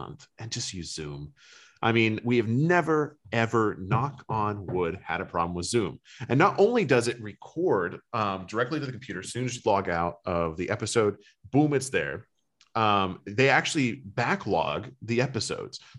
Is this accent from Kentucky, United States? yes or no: yes; Kentucky, United States; I am not from the South. I'm from Kentucky